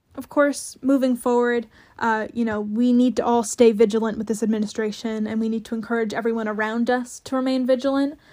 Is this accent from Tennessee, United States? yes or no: no; New Jersey, United States; moved away as an adult; also born or lived in Greentown, Pennsylvania; now in Washington, D.C., United States; I grew up in New Jersey, so my mayor was Chris Christie for a long time